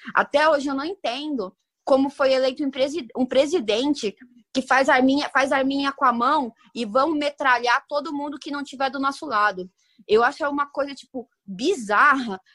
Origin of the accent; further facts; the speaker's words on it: Brazil; como brasileira